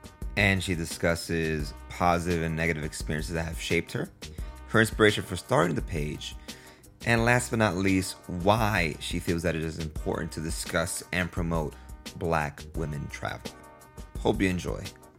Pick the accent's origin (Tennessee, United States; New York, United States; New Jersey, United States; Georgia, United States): New York, United States; New York City; moved away as an adult; now in Costa Rica; I was born and raised in Brooklyn, yeah. And I moved to Costa Rica.